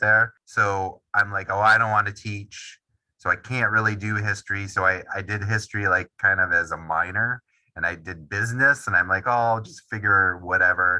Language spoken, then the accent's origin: English; Wisconsin, United States; also born or lived in New England; I am from Wisconsin, born and raised, grew up a Packers fan